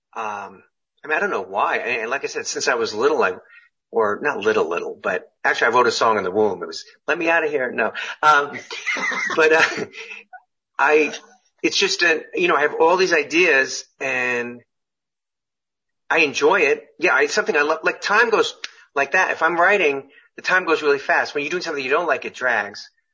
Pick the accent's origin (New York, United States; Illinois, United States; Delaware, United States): New York, United States; Syosset; moved away as an adult; now in California, United States; where I grew up in Long Island